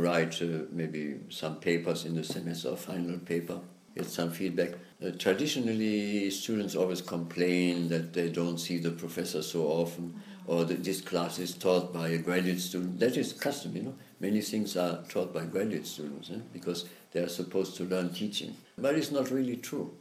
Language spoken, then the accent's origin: English; Germany; moved away as an adult; also born or lived in United States; I grew up there in Germany